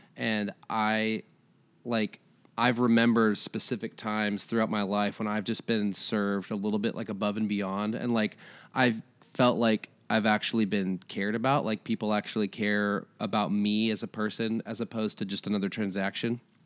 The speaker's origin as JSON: {"language": "English", "region": "Iowa", "country": "United States", "moved": "as an adult", "lives_now": "Tennessee, United States", "said": "I'm originally from Iowa, moved here about, uh, nine years ago"}